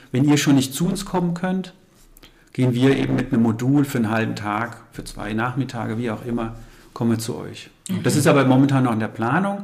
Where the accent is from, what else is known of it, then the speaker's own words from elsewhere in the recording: Frankfurt, Hesse, Germany; moved away as an adult; also born or lived in Aschaffenburg / Main-Kinzig-Kreis / Rhön; ich bin gebürtiger Frankfurter, habe dann im Main-Kinzig-Kreis okay. quasi den ersten berufliche ja. Station gehabt